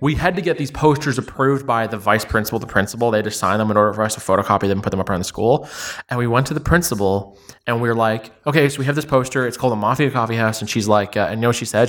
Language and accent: English; Ottawa, Ontario, Canada; also born or lived in Toronto; I actually grew up in Ottawa. Quick summary of my whole life. Uh, I was born in Toronto. When I was ten, I moved to Ottawa, and then I kinda, like, went to high school there